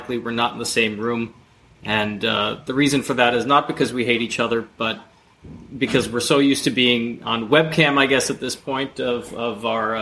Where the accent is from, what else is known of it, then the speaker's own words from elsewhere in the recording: New Jersey, United States; I'm from New Jersey originally